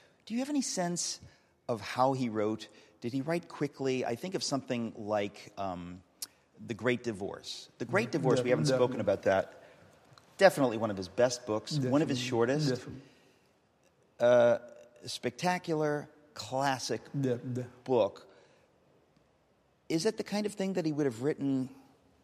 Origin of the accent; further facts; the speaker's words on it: United States; I'm an American